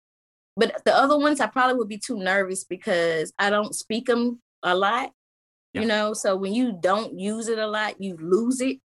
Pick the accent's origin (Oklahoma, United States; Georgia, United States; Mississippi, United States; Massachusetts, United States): Mississippi, United States; Lorman; It's near where I'm from. I'm from Lorman, Mississippi